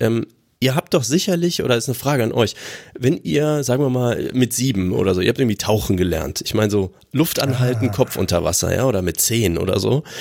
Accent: Aachen, North Rhine-Westphalia, Germany; Das Schwimmbad meiner Jugend in Aachen-Brand.

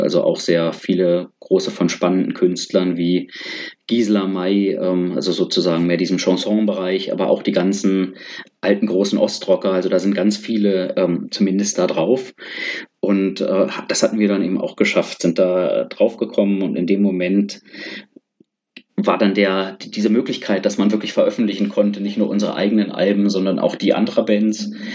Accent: Berlin, Germany; moved away as an adult; also born or lived in India; als Berliner

